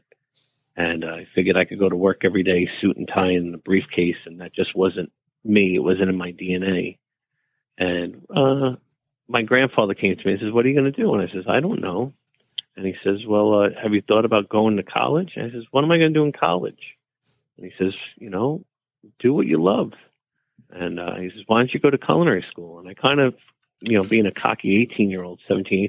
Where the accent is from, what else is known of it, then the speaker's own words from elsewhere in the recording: New York City, New York, United States; accent: deep New York; moved away as an adult; also born or lived in Providence, Rhode Island; now in Rhode Island, United States; I grew up in New York City. So if you haven't recognized the accent yet, my deep New York accent does come out every once in a while